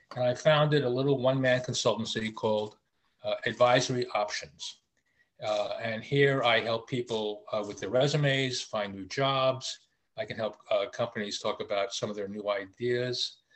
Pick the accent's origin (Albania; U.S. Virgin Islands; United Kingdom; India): U.S. Virgin Islands; Charlotte Amalie; I grew up in the Virgin Islands in the Caribbean in, in St. Thomas.